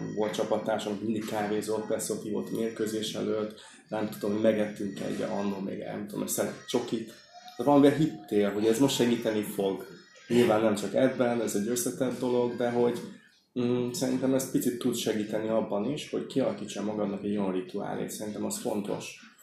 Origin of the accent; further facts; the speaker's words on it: Hungary; also born or lived in Stuttgart; oda kikerültem magyarként, nem is beszéltem annyira jól